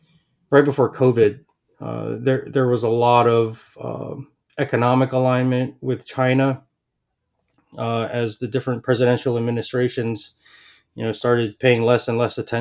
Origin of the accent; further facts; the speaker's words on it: Palau; now in Pompano Beach, United States; growing up in Palau